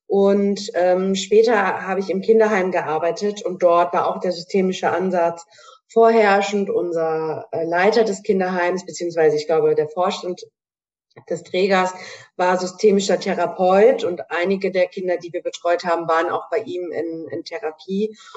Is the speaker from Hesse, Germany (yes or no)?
yes; Hanau, Hesse, Germany; Ich komme aus Hanau in Hessen